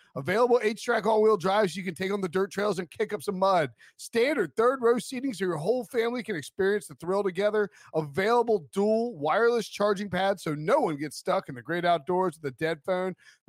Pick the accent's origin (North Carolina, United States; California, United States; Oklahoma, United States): North Carolina, United States; High Point; also born or lived in Raleigh, North Carolina; your host. I'm from High Point, North Carolina, live in Raleigh.